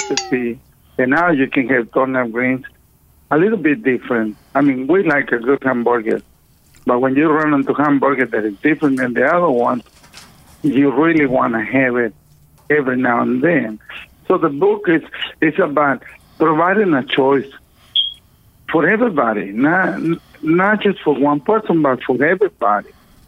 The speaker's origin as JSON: {"language": "English", "country": "Mexico", "moved": "yes", "lives_now": "Houston, United States", "said": "I came from Mexico to the U.S. in 1974. To Houston because I wanted to be a rock and roll famous guy."}